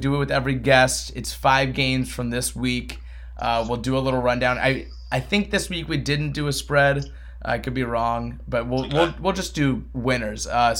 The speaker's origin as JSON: {"language": "English", "town": "Tampa", "region": "Florida", "country": "United States", "said": "I'm from Tampa"}